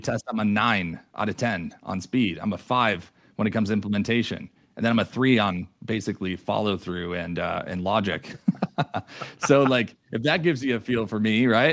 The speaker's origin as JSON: {"language": "English", "region": "New York", "country": "United States", "moved": "as an adult", "lives_now": "Denver, United States", "said": "I'm originally from New York too"}